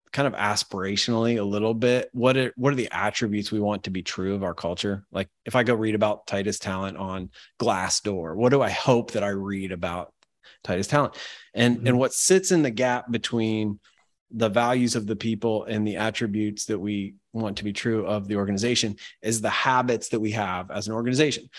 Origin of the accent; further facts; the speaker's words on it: Ohio, United States; I'm from Ohio